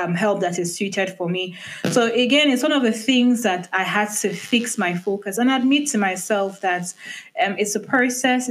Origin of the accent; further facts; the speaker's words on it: Nigeria; being a Nigerian